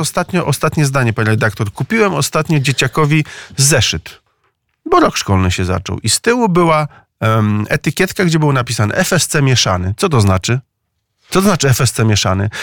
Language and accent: Polish; Maków, Łódź Voivodeship, Poland; Byłem kiedyś radnym gminy Maków, to jest moja rodzinna miejscowość w powiecie skierniewickim